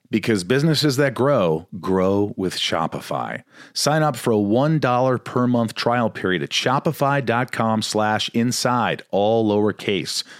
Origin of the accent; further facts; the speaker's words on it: Evansville, Indiana, United States; now in Hollywood Hills, United States; I grew up in Evansville, Indiana.